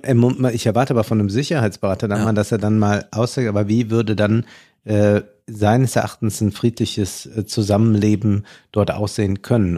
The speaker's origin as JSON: {"language": "German", "country": "Germany", "said": "uns als Deutsche"}